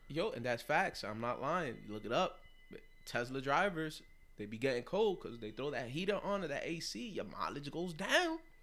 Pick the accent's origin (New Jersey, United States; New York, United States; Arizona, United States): New York, United States; New York City; as a light-skinned Puerto Rican, you know, growing up in the Bronx, in the South Bronx, Longwood, Hunts Point